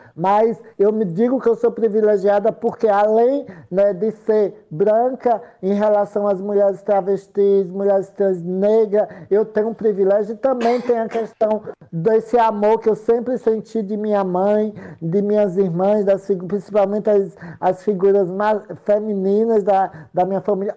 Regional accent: Santa Rosa de Lima, Sergipe, Brazil; eu sou de Santa Rosa de Lima, eu sou de um povoado chamado Canabrava

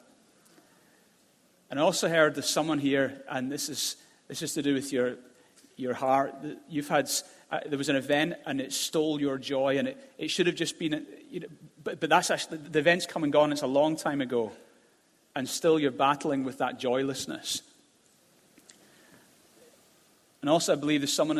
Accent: Glasgow, Scotland, United Kingdom; I grew up in Glasgow, and I was dragged along to church as a kid

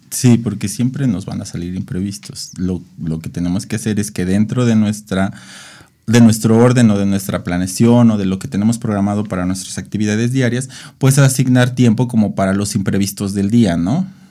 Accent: Mexico; como mexicanos

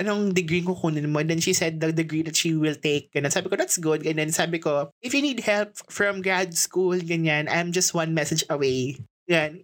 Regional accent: Philippines; as a Filipino citizen

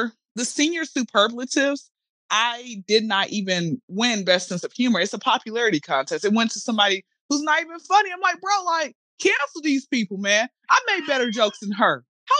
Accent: Atlanta, Georgia, United States; I'm from Atlanta. I've been here since I was zero

